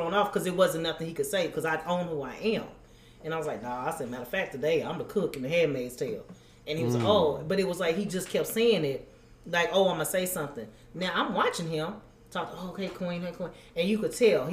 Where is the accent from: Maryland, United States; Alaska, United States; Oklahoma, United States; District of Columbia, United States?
Oklahoma, United States; Tulsa; also born or lived in Atlanta, Georgia; I am from Tulsa, but I lived in Atlanta for several years